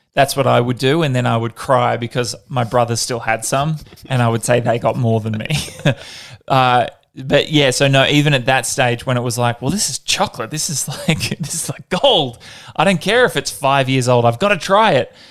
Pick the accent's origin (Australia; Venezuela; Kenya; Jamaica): Australia; Perth, Western Australia; I grew up in Perth, so not a lot of snow over there